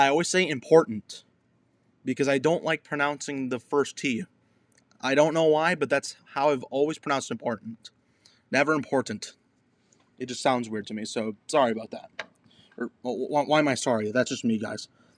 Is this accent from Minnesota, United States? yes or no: yes; Minnesota, United States; Answer, I love my home state of Minnesota, to be completely honest.